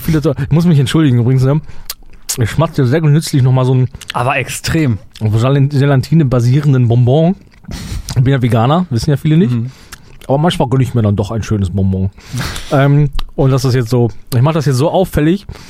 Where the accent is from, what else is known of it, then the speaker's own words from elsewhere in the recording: Germany; uns als, als Deutsche